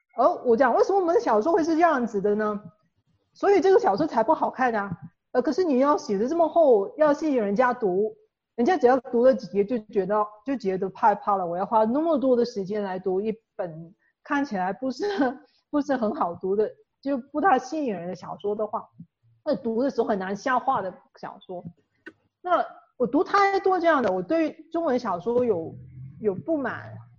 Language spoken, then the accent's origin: Chinese; Ipoh, Perak, Malaysia; 在我老家怡保，就是我，我从小到大见到的这一批人